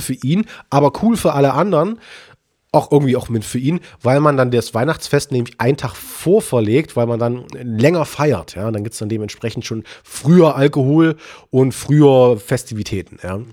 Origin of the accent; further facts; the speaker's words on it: Leipzig, Saxony, Germany; bei uns in Leipzig